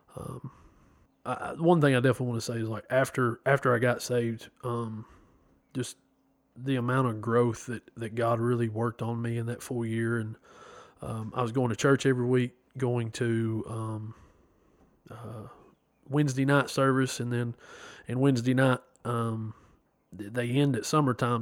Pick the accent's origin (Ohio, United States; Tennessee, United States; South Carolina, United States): Tennessee, United States; Chattanooga; I'm from Chattanooga, Tennessee born April 16th, 1986.